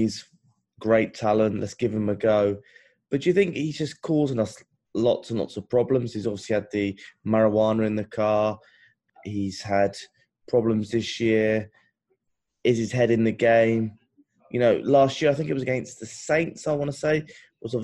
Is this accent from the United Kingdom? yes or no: yes; England, United Kingdom; as an Englishman